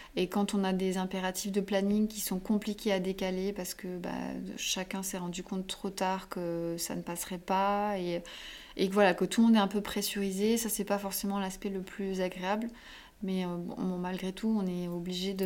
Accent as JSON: {"language": "French", "area": "south of Perpignan", "region": "Occitania", "country": "France", "moved": "as an adult", "lives_now": "Paris, France", "said": "moi, je viens du sud de Perpignan"}